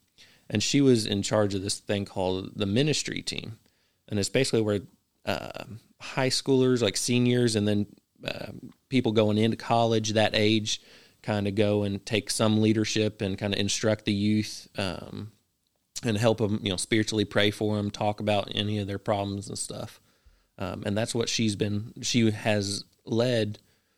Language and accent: English; Richmond, Kentucky, United States; also born or lived in Florence / Georgetown; I was born in Richmond, Kentucky.